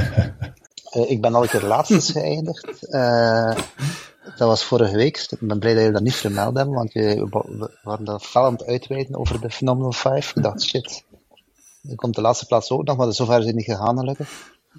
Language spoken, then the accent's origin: Dutch; Belgium; ik ben Belg